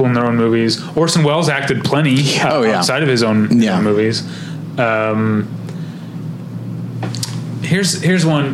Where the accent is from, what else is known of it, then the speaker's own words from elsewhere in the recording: Midwest, United States; accent: Midwestern; my Midwestern accent came out